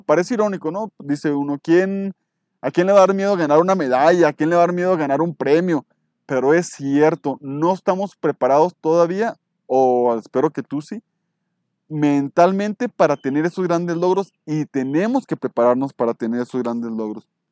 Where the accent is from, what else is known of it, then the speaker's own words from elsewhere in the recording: Mexico; yo soy mexicano